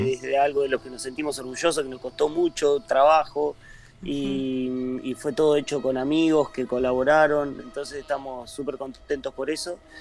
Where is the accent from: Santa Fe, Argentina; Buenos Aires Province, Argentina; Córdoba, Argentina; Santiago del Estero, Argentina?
Buenos Aires Province, Argentina; Miramar; nosotros somos de Miramar